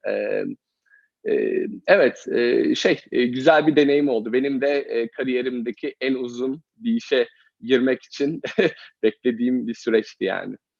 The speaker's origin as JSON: {"language": "Turkish", "region": "Eskişehir", "country": "Turkey", "tie": "born or raised there", "also_born_or_lived": "Copenhagen", "moved": "as an adult", "lives_now": "United States", "said": "Eskişehirliyim. E, Eskişehir'de doğdum, büyüdüm."}